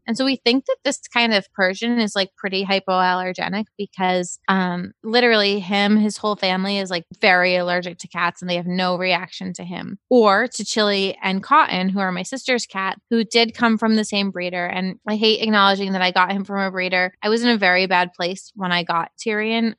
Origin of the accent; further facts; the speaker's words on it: Dennis, Massachusetts, United States; I grew up in Dennis, Massachusetts. It was a wonderful town.